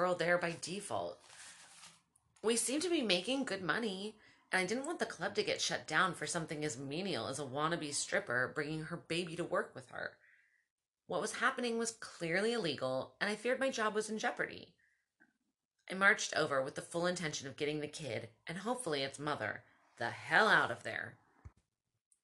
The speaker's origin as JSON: {"language": "English", "town": "Baltimore", "region": "Maryland", "country": "United States", "moved": "yes", "said": "I'm from Baltimore."}